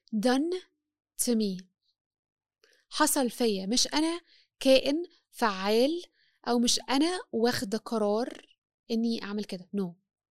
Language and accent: Arabic; Egypt; أنا مرأة مصرية مسيحية